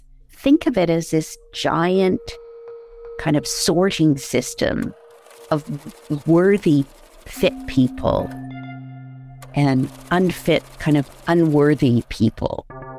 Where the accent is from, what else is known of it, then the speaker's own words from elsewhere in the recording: Canada; I'm a Canadian historian.